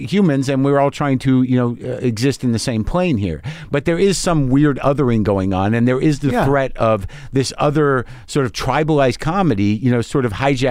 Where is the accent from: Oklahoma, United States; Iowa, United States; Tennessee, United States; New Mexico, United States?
New Mexico, United States; I grew up in New Mexico. A lot of guns around. My dad had guns.